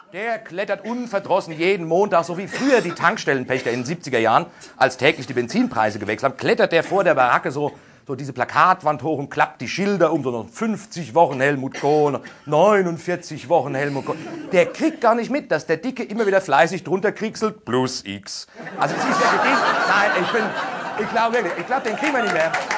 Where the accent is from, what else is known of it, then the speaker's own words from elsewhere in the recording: Aschaffenburg, Bavaria, Germany; Also, da wo ich herkomme, so Großraum Aschaffenburg, also von mir aus gesehen noch Bayern